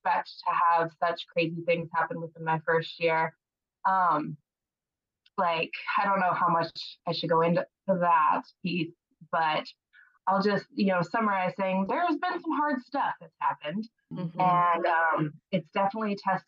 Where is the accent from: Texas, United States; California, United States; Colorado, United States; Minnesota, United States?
Colorado, United States; moved away as an adult; now in Kansas, United States; I'm originally from Colorado, came to Kansas State